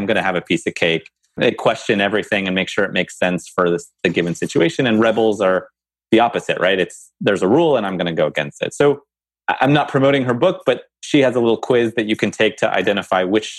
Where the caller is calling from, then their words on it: New Jersey, United States; I'm calling from New Jersey.